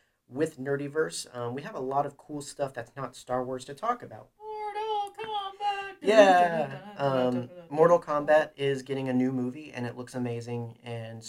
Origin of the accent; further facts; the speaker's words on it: United States; we're American